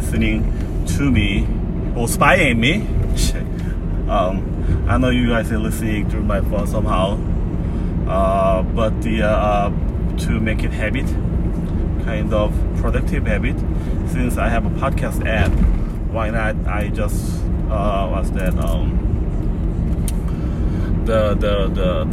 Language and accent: English; Boryeong, South Chungcheong, South Korea; English is a second language; moved away; So my childhood, my hometown is called Daecheon. Back in the day, this day they call Boryeong. It is located southwest side of the Korea.